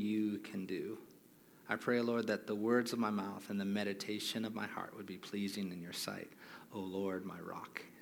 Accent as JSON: {"language": "English", "region": "Hawaii", "country": "United States", "tie": "born or raised there", "moved": "yes", "said": "I grew up born and raised in Hawaii"}